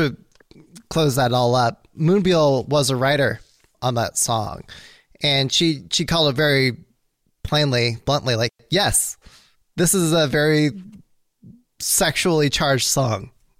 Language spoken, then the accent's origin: English; California, United States; as a Californian